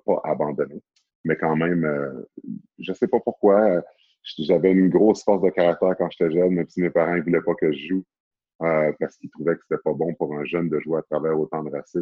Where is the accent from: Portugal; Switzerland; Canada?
Canada; Sorel-Tracy, Quebec; born or raised there; moved away; also born or lived in Montreal, Canada